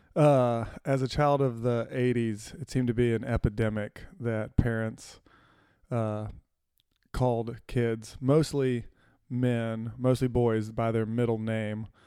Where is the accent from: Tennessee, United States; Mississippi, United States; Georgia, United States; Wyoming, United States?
Mississippi, United States; Florence; moved away as an adult; also born or lived in Chattanooga; I grew up in Florence, Mississippi